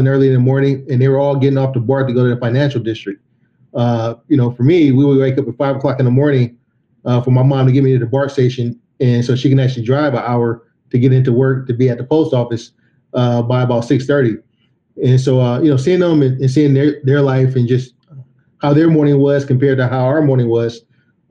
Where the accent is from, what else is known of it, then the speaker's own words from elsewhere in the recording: Oakland, California, United States; also born or lived in San Francisco, California; I was born in Oakland, California, and, you know, I come from a family of blue collar workers